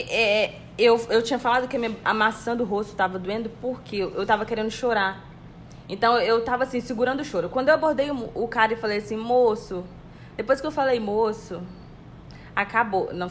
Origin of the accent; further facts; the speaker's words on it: Brazil; eu falei, eu sou do Brasil